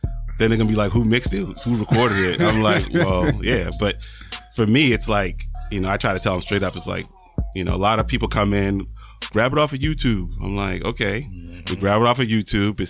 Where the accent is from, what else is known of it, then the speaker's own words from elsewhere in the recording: Boston, Massachusetts, United States; Born and raised in Boston